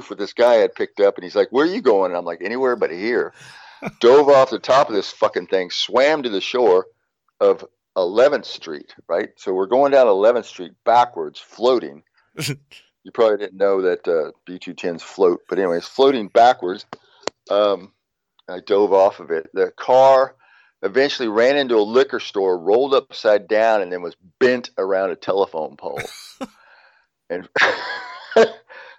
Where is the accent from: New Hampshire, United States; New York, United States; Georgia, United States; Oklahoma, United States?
Oklahoma, United States; Tulsa; moved away as an adult; also born or lived in California; I grew up in Tulsa, North Tulsa, where they had the race fucking massacre.